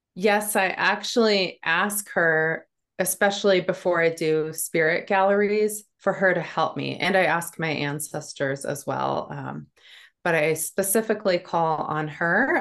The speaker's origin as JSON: {"language": "English", "region": "North Dakota", "country": "United States", "tie": "born or raised there", "moved": "yes", "lives_now": "New Hampshire, United States", "said": "I grew up in North Dakota on a farm. I live in New Hampshire now."}